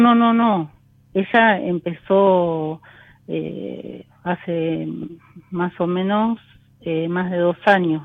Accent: Florencio Varela, Buenos Aires Province, Argentina; De, de Florencio Varela.

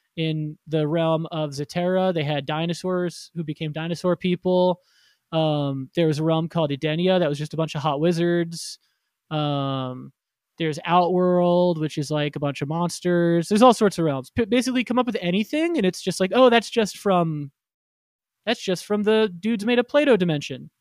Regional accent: Florida, United States; I grew up in Florida

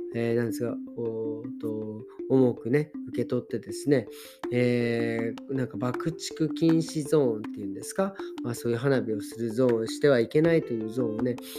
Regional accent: Japan; moved away; 日本の両親と挨拶してで久々にね自分の実家にとスカイプして

